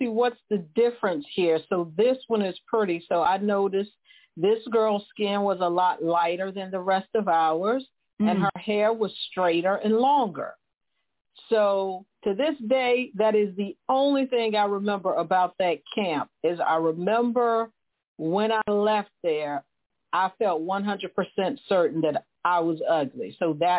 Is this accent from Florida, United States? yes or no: yes; Florida, United States; I grew up in a very poor neighborhood in Florida